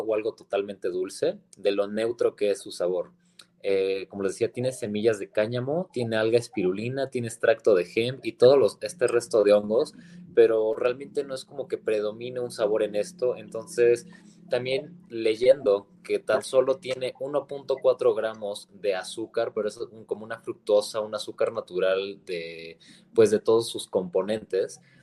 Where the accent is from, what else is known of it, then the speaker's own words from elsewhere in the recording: Mexico; bases principales de nuestra, de nuestra alimentación como mexicanos